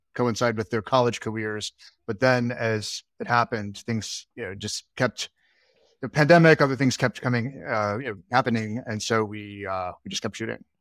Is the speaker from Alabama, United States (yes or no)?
yes; Alabama, United States; now in Brooklyn, United States; I'm from Alabama. I grew up in Alabama.